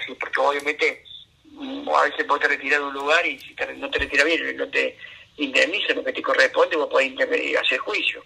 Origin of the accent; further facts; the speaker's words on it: Río Ceballos, Córdoba, Argentina; accent: cordobés; moved away as an adult; also born or lived in Buenos Aires; Natal es Río Ceballo